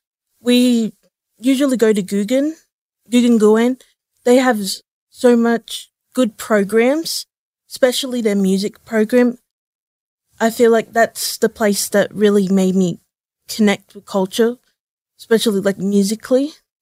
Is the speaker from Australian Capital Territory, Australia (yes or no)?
yes; Canberra, Australian Capital Territory, Australia; also born or lived in Sydney; Oh, I was born in Sydney, but yeah, pretty much in Canberra.